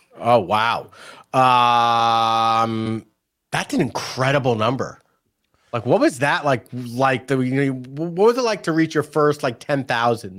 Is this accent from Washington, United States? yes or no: no; New York, United States; moved away; also born or lived in San Diego; I grew up in New York, and we had the Z Morning Zoo from Z one hundred